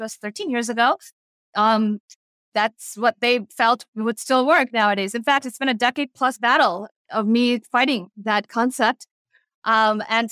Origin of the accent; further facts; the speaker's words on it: New Jersey, United States; I was born and raised in America, specifically New Jersey, the Garden State. My parents are from India